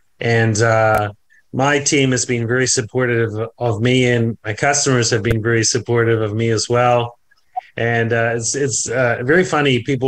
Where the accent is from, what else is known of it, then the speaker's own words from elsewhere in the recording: New Zealand; I'm originally from New Zealand, even though the accent seems to have been lost at some point along the road. I am a Kiwi.